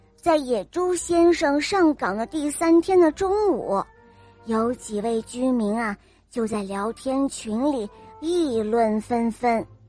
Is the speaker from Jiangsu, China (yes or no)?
no; Hefei, Anhui, China; 我今年五岁了，我来自合肥